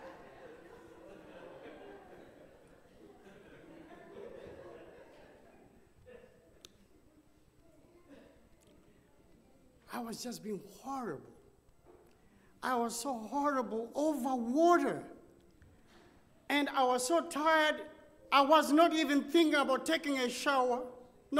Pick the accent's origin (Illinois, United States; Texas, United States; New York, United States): Texas, United States; Dallas; I said, United States, Dallas, Texas